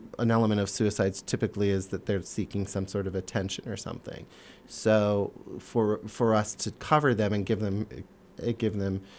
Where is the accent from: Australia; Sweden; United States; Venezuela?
United States; Minnesota; moved away; I grew up in Minnesota